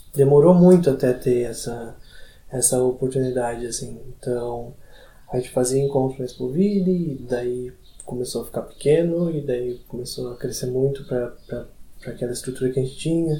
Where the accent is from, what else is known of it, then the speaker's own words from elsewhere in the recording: Barra Velha, Santa Catarina, Brazil; eu sou de Barra Velha